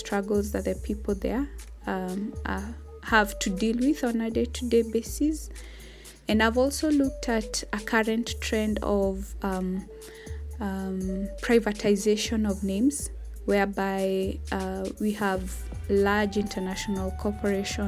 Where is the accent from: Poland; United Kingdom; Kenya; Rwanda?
Kenya; also born or lived in Nairobi; I'm a Kenyan by nationality, and I currently reside in Nairobi, Kenya.